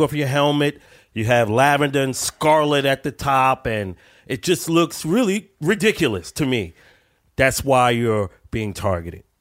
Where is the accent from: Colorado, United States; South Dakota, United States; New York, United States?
New York, United States; New York City; I'm not from New York. I'm from Brooklyn